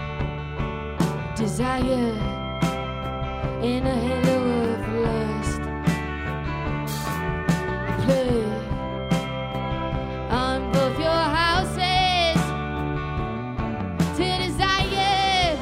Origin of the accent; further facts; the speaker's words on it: Canada; I'm from Canada